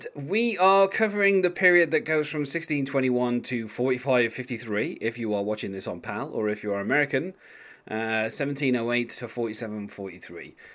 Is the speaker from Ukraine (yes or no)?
no; England, United Kingdom; as an Englishman